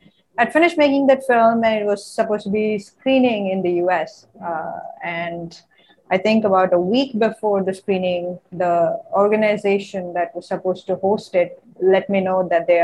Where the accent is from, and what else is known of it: India